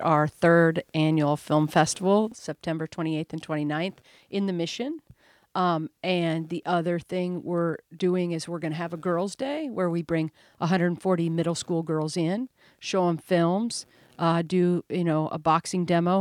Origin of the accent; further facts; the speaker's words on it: Omaha, Nebraska, United States; I'm from Omaha, Nebraska